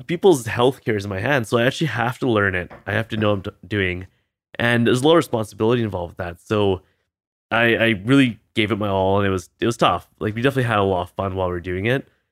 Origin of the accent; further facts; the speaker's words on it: Vancouver, British Columbia, Canada; also born or lived in Boston; I'm Canadian, I grew up here